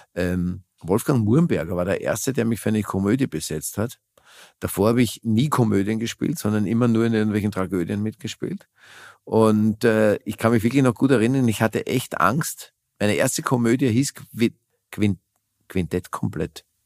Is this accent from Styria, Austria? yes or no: no; Vienna, Austria; moved away as an adult; also born or lived in Germany; Wien das ist halt meine Heimat